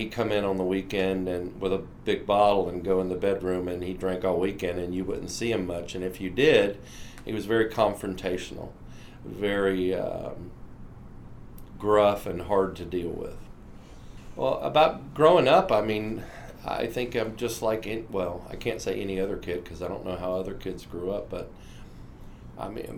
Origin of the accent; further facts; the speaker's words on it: Atlantic Beach, Florida, United States; I am from Atlantic Beach, Florida